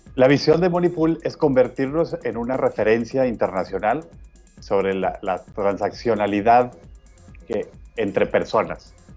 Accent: Mexico; nosotros como mexicanos y como latinoamericanos

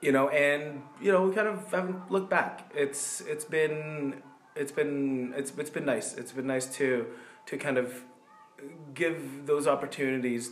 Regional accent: Toronto, Ontario, Canada; moved away; I'm a proud Torontonian at heart

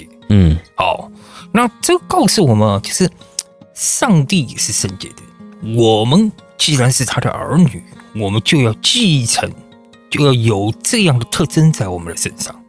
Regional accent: China; 你知道吗？我是从中国来的，对不对？

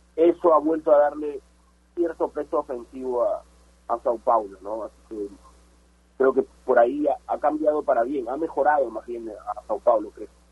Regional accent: Peru

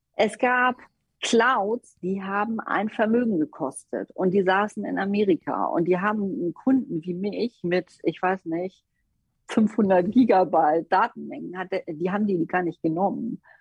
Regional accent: Hamburg, Germany; als Hamburgerin

